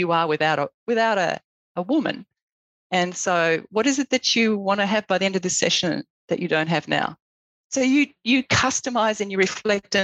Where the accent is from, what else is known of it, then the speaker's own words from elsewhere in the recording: Australia; moved away as an adult; now in United States; I'm Australian